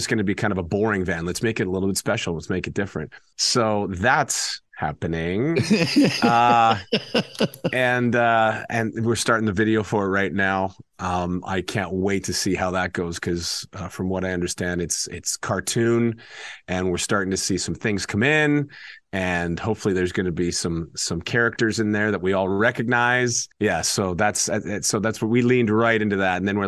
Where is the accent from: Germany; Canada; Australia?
Canada; growing up in Canada